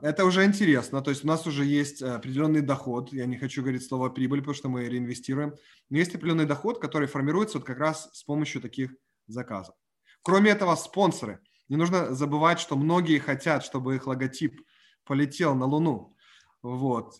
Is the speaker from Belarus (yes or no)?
no; Ukraine; moved away; я выходец с Украины